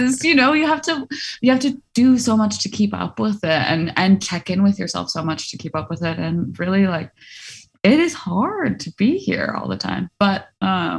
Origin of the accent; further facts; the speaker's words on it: Hudson Valley, New York, United States; also born or lived in Boston; now in New York City, United States; I grew up in the Hudson Valley in New York, so not far from here